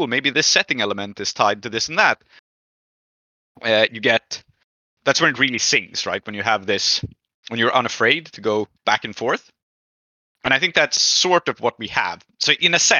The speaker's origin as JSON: {"language": "English", "town": "Dhaka", "region": "Dhaka Division", "country": "Bangladesh", "tie": "born or raised there", "said": "my experiences in Bangladesh growing up in Dhaka"}